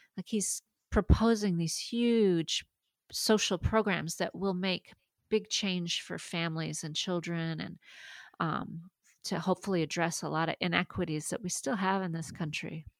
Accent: Maine, United States; first language French; English is a second language; growing up bilingual, I, I mean, French was my first language, but you know, I lived in a in Maine

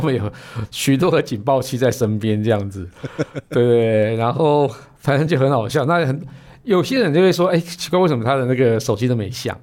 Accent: Puli, Nantou County, Taiwan; moved away; also born or lived in Taichung; 我那个出生地是在普里啊

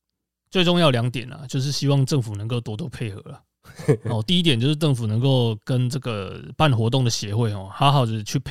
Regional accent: central Taiwan, Taiwan; 我觉得这个问题可能是我们中部人比较感受明显吧。

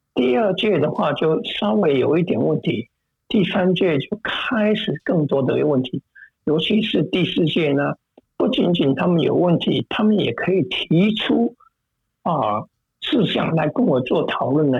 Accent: Taichung, Taiwan; now in United States; 这家医院就是在台中我的家乡的那个

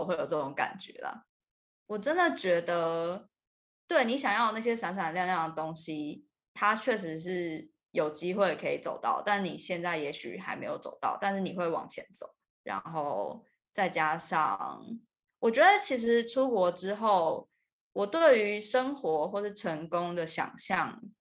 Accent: Taiwan; moved away as an adult; also born or lived in United Kingdom; 因为小的时候在就是台湾并没有这个问题嘛

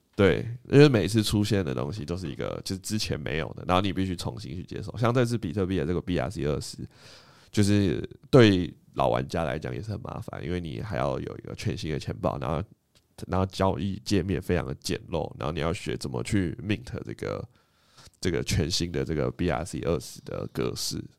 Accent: Taiwan; 身为台湾人

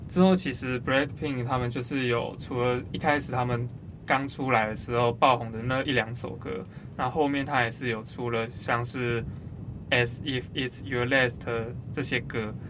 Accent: Taiwan; 我们台湾人

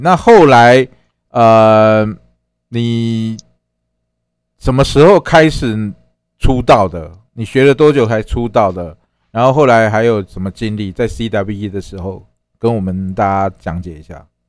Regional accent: Taiwan; 我们台湾话叫拍谁啊

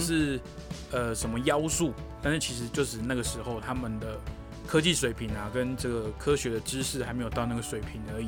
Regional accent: Taiwan; 我是台湾人

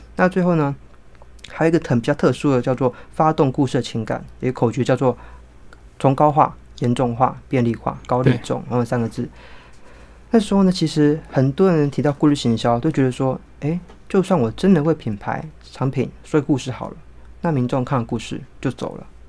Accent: Taipei, Taiwan; 我是台北人，哦，所以台北真的是写作资源很丰沛的地方

